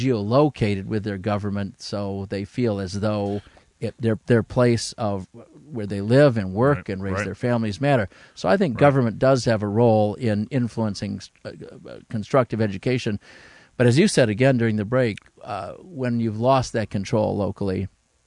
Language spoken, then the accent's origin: English; Owosso, Michigan, United States; my hometown coffee company, Foster Coffee Company in Owosso, Michigan